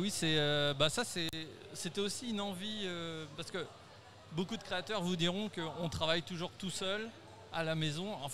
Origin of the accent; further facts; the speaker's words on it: Montbazon, Centre-Val de Loire, France; je suis de Montbazon.